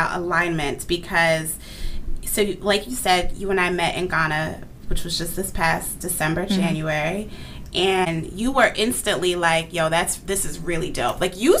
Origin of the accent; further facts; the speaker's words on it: United States; yes, I was born and raised in America, but I can't deny the duality of my identity. I was raised in a Nigerian home that happens to be located in America.